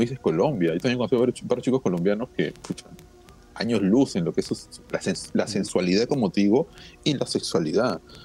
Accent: Lima, Peru; Y es porque hemos sido criados así. No sé si en otros países serán igual. Yo creo que es, algo muy limeño

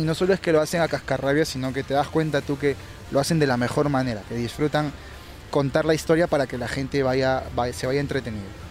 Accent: Peru; Aquí en Perú ¿Qué estilo somos los peruanos?

